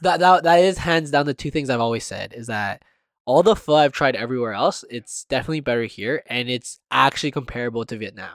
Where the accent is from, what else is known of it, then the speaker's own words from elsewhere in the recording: Canada; being Canadian